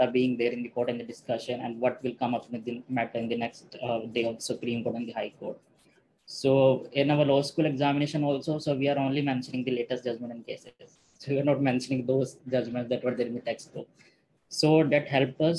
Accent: Meerut, Uttar Pradesh, India; I come from Meerut

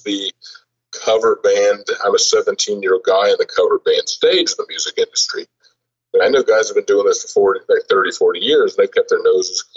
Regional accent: Kentucky, United States; I'm from Kentucky

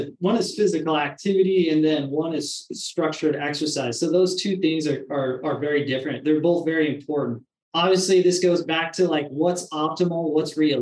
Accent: Washington, United States; moved away as an adult; now in Phoenix, United States; I'm from Washington State

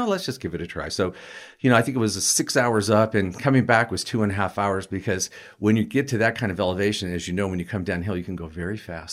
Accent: Colorado, United States; also born or lived in Hartford, Connecticut / Portland, Oregon; I basically lived in Colorado my entire life

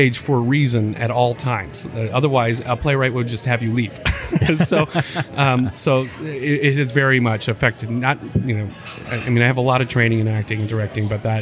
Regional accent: Aberdeen, South Dakota, United States; also born or lived in Vermillion, South Dakota; growing up in Aberdeen

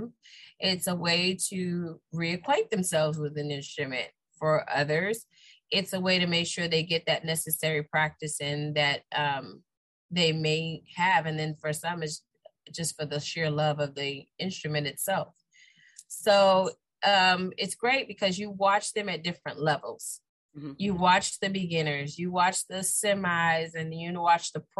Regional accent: Key West, Florida, United States; I'm born and raised. Yes, I am proud to say I'm a conch

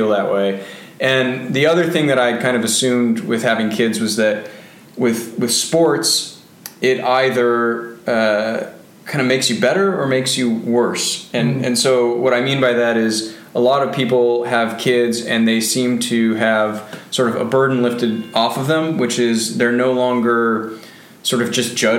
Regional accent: Bainbridge Island, Washington, United States; Growing up on Bainbridge Island was really special

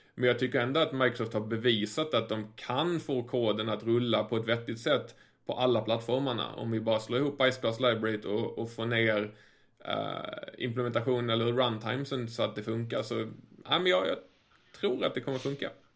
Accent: Sweden; som svensk

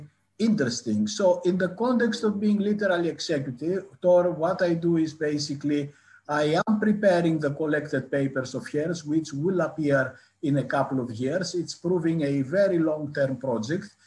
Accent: northern Greece, Greece; moved away as an adult; also born or lived in Athens, Greece / Newcastle, United Kingdom / Cambridge, United Kingdom / Leeds, United Kingdom; now in United Kingdom; I grew up in northern Greece.

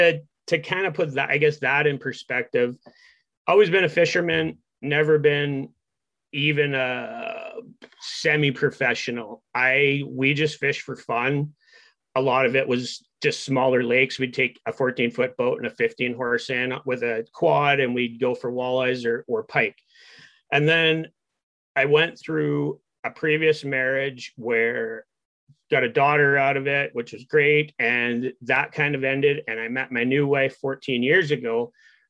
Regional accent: near Dryden, Ontario, Canada; I was born and raised here. So where I live right now, I'm 20 minutes from Dryden, which is kind of our major center

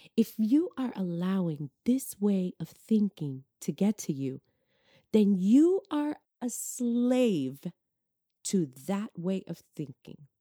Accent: New York, United States; moved away; I'm originally from New York.

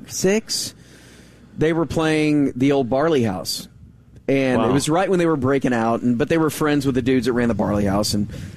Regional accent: Arlington, United States; this girl that I grew up with in Arlington.

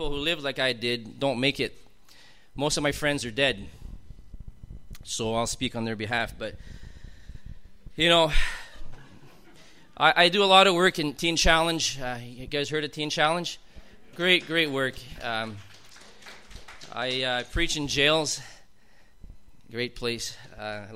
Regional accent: Montreal, Quebec, Canada; now in Steinbach, Canada; I grew up in Montreal. But, you know, I live in southern Manitoba.

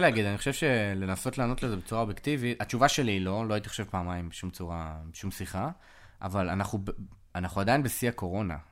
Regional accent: Israel; moved away as an adult; also born or lived in California; now in Austin, United States; זו התרבות שגדלתי בה

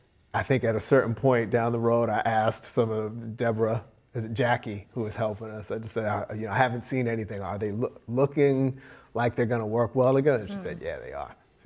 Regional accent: Boston, Massachusetts, United States; I come from Boston.

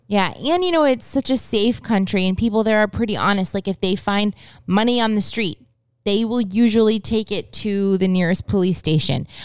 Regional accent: United States; moved away; also born or lived in Japan; we're American

